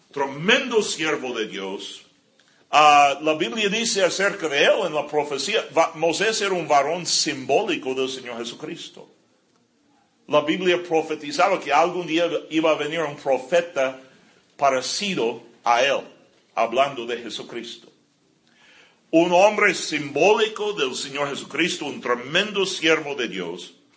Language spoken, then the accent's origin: Spanish; California, United States; moved away; yo crecí aquí en California, yo amo a California, yo, ah, mucho, eh, eh, eh, ahí especialmente por Carlsbad y Vista, Escondido